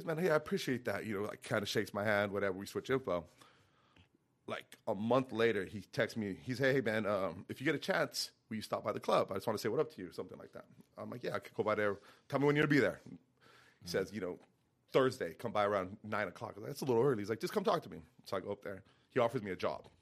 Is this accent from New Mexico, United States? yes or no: yes; Santa Fe, New Mexico, United States; moved away; I was born and raised in Santa Fe, New Mexico